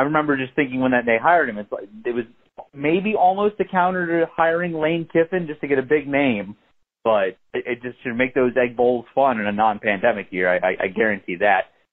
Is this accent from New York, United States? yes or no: no; Maryland, United States; moved away as an adult; also born or lived in Odessa, Texas; now in Columbia, United States; I'm from Maryland, but uh, did live in Texas prior to getting the Mizzou job uh, in Odessa